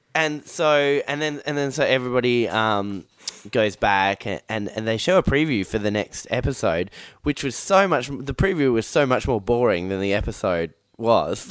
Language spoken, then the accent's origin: English; Perth, Western Australia, Australia; I grew up in Perth